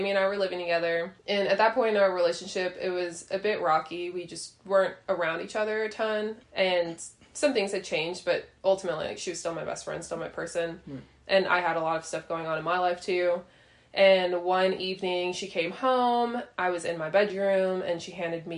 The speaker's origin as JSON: {"language": "English", "area": "northern suburbs of Chicago", "region": "Illinois", "country": "United States", "also_born_or_lived": "Tennessee", "moved": "yes", "said": "I'm from the North Illinois suburbs of Chicago. So I didn't grow up in the church"}